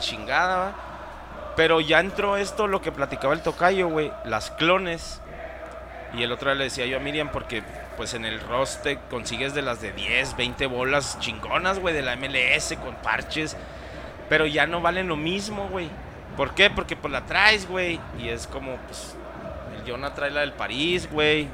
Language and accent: Spanish; Mexico; Yo soy mexicano